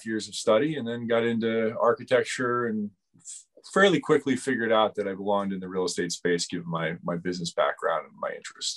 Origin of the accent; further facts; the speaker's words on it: United States; moved away as an adult; also born or lived in New York City; I grew up in the Washington, D.C. suburbs